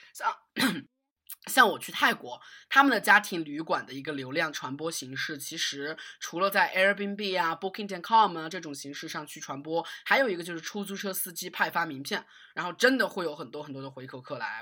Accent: China; 我们中国人

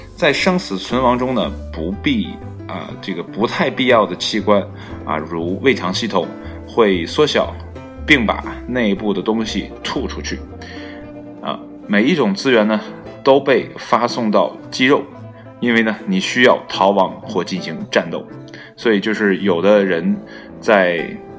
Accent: China; 作为一个中国人

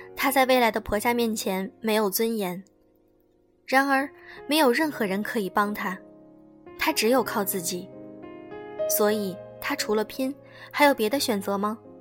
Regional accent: China; 只有我们中国人懂没有房子是一种多么惨烈的感觉

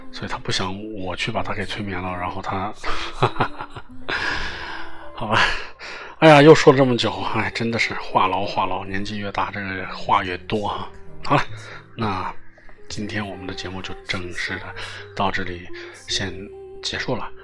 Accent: Northwest China, China; moved away; 我的老家在北方，啊，很北。然后有人说，哪个北啊？啊，西北，哦，西北汉子

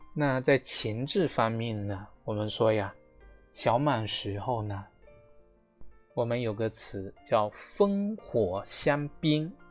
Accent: China; 苦菜呢是作为我们中国人最早的使用的野菜之一啊

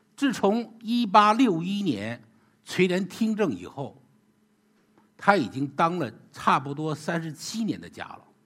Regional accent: China; 我们中国人

